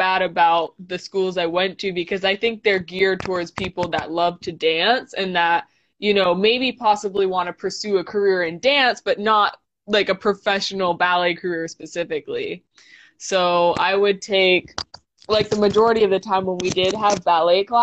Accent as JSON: {"language": "English", "region": "New Hampshire", "country": "United States", "tie": "born or raised there", "said": "I grew up in New Hampshire"}